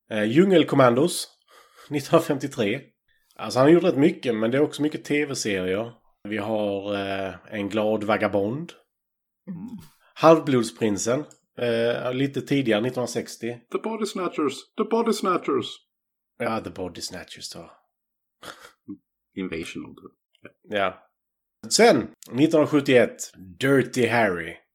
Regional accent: Hörby, Skåne, Sweden; liksom 50% eh, av de jag växte upp med i Hörby.

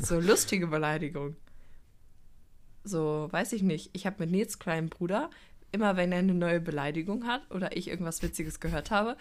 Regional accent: Cologne, North Rhine-Westphalia, Germany; wir als Kölner

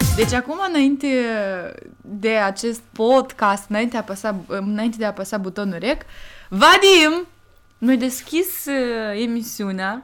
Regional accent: Moldova; eu sunt moldoveancă

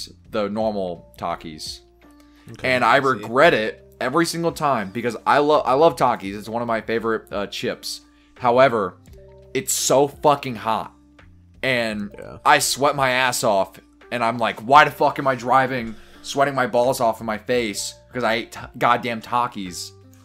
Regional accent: Kentucky, United States; I'm from Kentucky

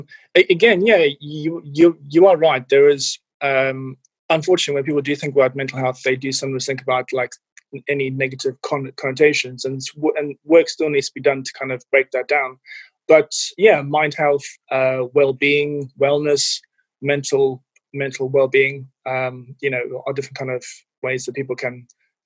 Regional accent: Cape Town, Western Cape, South Africa; now in United Kingdom; Yeah, so I'm originally from South Africa, from Cape Town. And yeah, been in the UK since about the early 2000s.

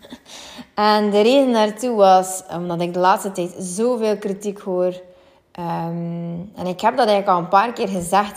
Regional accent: West Flanders, Belgium; accent: West Flemish; ik ben een West-Vlaamse en ik vind het soms ook boertig klinken

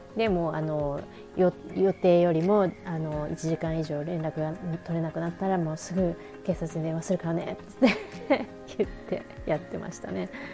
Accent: Japan; 私は日本から来てるし

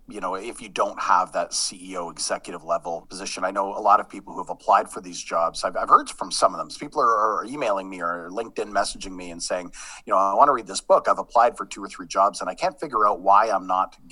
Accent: Sudbury, Ontario, Canada; moved away; I'm actually from Sudbury. My dad worked for Falconbridge for 30 years

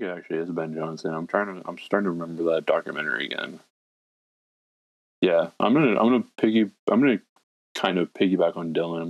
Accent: British Columbia, Canada; I don't know anyone in like my city, in my province, in BC that says a boot.

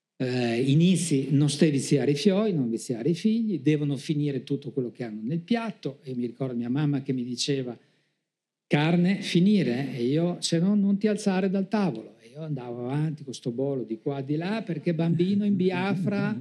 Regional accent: Trieste, Friuli-Venezia Giulia, Italy; io sono di Trieste

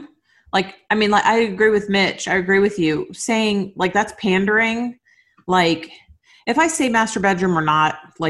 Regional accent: Miami, Florida, United States; I went to public high school in Miami.

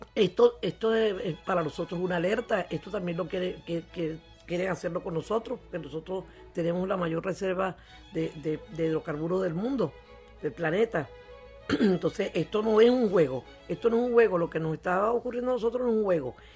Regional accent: Venezuela; como venezolanos que somos

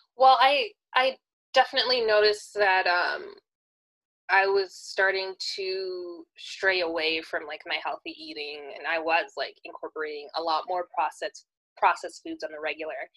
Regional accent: California, United States; I was born and raised in California

